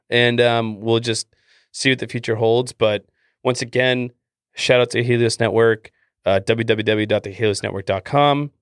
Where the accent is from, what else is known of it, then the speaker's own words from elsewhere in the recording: Canada; accent: Canadian; my Canadian accent